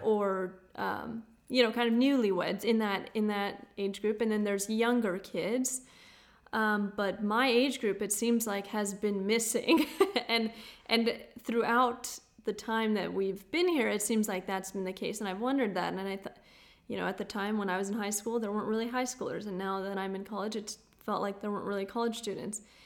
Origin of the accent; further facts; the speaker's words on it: United States; also born or lived in South Dakota; being an American